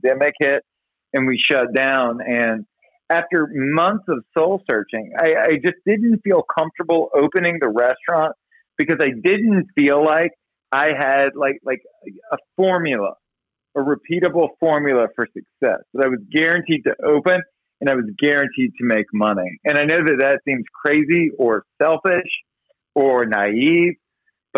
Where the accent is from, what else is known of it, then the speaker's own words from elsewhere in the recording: Baton Rouge, Louisiana, United States; moved away; also born or lived in Hollywood; I was born and raised in Baton Rouge, Louisiana.